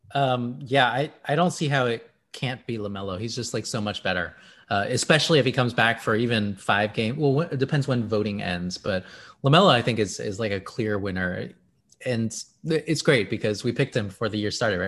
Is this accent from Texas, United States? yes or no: yes; Houston, Texas, United States; I am from Houston